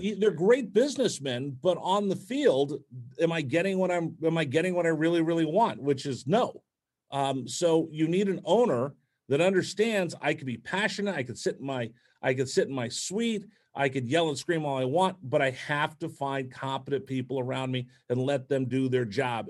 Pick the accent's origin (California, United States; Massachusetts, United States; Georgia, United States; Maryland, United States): California, United States; Bay Area; moved away; also born or lived in Bakersfield, California; I grew up in the Bay Area